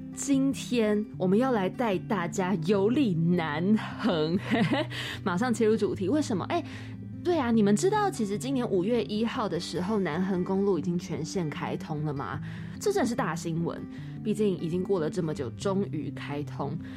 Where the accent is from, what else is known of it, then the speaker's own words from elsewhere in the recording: Taipei, Taiwan; 因为我自己是台北人